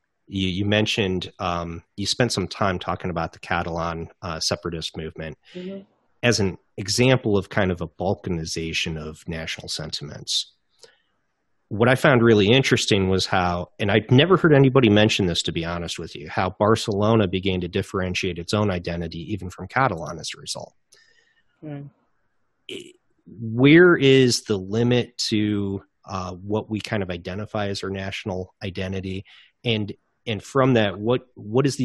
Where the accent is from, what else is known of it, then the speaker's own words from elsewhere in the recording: United States; As an American